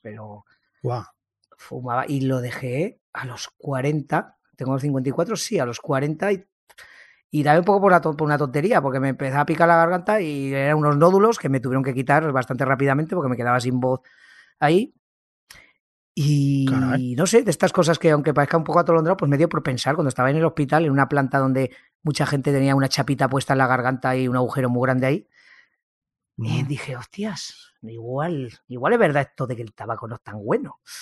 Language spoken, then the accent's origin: Spanish; Ejea de los Caballeros, Aragon, Spain; now in Zaragoza, Spain; Yo soy de un pueblo, Ejea de los Caballeros, que está a unos 60 kilómetros, pero bueno, me nacieron aquí en Zaragoza y luego estuve en mi pueblo hasta los 20 añitos